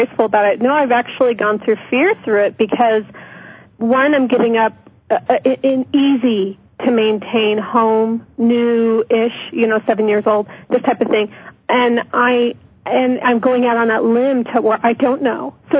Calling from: Colorado, United States

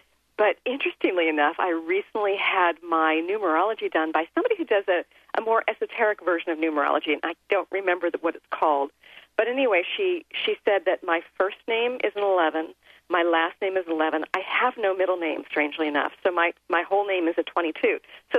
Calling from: Washington, United States; I'm actually coming from the Seattle area, which is indeed beautiful, but oh, I miss Hawaii.

